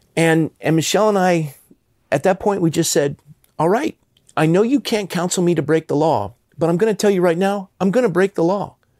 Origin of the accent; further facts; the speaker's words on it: Coronado, California, United States; I grew up in Coronado, California, which is a Navy town